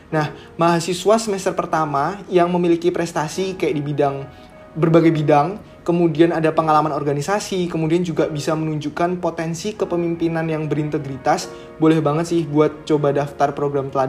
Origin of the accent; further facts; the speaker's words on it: Yogyakarta, Special Region of Yogyakarta, Indonesia; kalau aku dari Jogja, asli juga Jogja, jadi ya sekarang ada di Jogja sih.